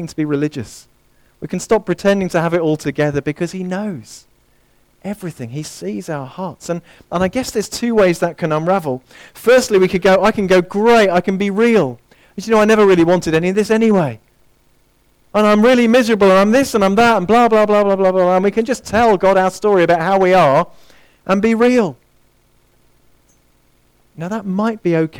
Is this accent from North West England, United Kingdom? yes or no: no; near Harefield Hospital, northwest London, United Kingdom; I grew up near Harefield Hospital, northwest London, just on the outskirts